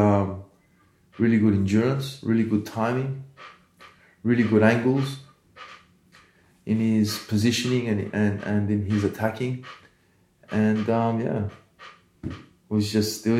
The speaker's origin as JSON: {"language": "English", "town": "Odesa", "region": "Odesa Oblast", "country": "Ukraine", "tie": "born or raised there", "moved": "yes", "said": "I was born in Odessa, Ukraine. I was born in Russia."}